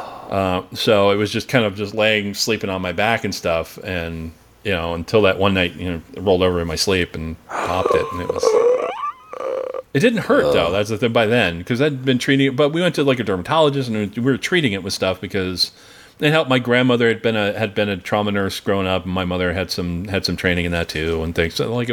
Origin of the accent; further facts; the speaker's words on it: Pennsylvania, United States; I grew up in Pennsylvania